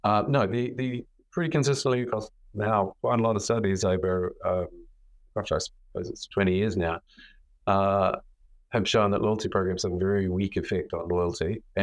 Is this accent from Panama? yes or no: no; Australia; I always fly with Qantas. I'm sure Australian. It's quite hard not to fly with Qantas.